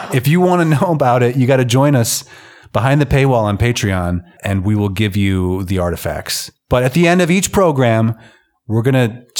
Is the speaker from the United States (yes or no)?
yes; United States; now in Reykjavik, Iceland; I'm from the United States of America